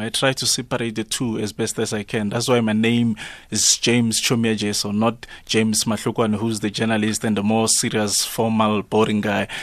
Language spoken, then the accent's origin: English; Ivory Park, Gauteng, South Africa; I come from Ivory Park.